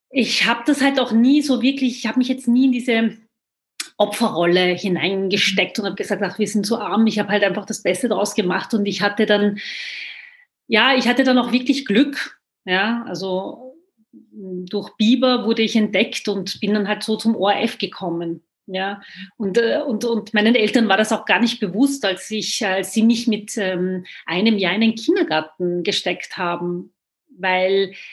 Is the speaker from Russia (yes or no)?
no; Vienna, Austria; ich bin in Wien geboren, aufgewachsen. Ich kenne die Türkei nicht